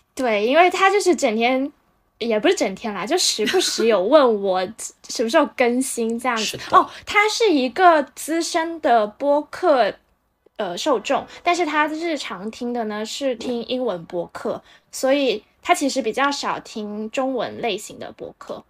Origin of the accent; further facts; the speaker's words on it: Shenzhen, Guangdong, China; 我们深圳人最爱聊的就是工作